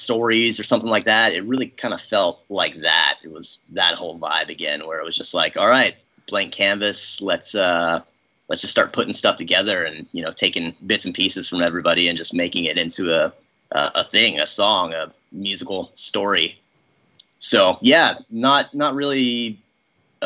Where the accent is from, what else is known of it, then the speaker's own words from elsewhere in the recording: Oregon City, Oregon, United States; we're both from Oregon City. We didn't necessarily go to high school at the same time, but we went to the same high school